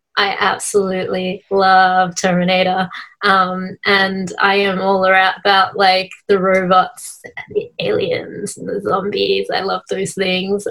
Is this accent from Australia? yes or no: yes; Melbourne, Victoria, Australia; now in Sydney, Australia; I was originally from Victoria, hmm. Melbourne, but um, I'm currently in Sydney at the moment.